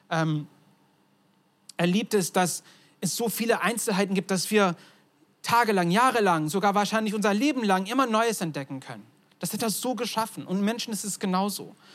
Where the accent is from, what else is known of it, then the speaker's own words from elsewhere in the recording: Turkey; Mein Vater ist Amerikaner, meine Mutter ist Deutsche, ich bin in der Türkei aufgewachsen, also ganz durcheinander.